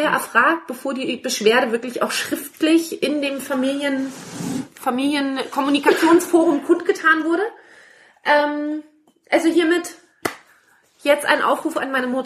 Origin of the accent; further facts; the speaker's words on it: Berlin, Germany; Wollte ich sagen, das ist als Berliner total